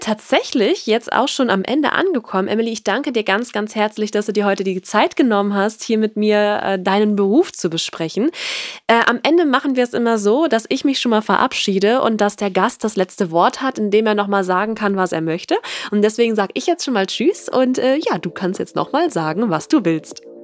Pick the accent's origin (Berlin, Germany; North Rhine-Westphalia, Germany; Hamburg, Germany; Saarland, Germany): North Rhine-Westphalia, Germany; ich komme aus Nordrhein-Westfalen